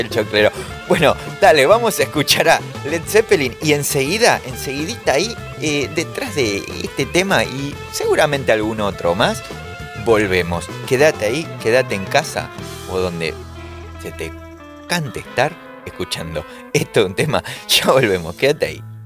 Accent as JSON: {"language": "Spanish", "town": "Caseros", "region": "Buenos Aires Province", "country": "Argentina", "said": "Yo soy de Casero"}